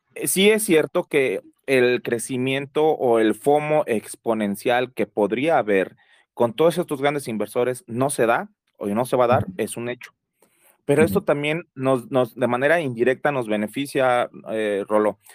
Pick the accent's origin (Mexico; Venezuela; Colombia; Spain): Mexico; como buenos mexicanos tenemos el güey en la boca